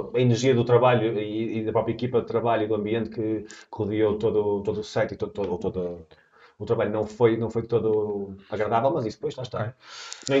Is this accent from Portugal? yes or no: yes; Portugal; Eu sou português